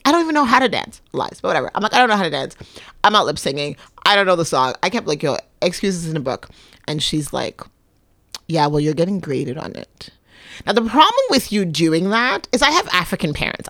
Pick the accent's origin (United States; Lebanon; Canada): Canada; Quebec; also born or lived in Libya; now in Toronto, Canada; I was raised in Quebec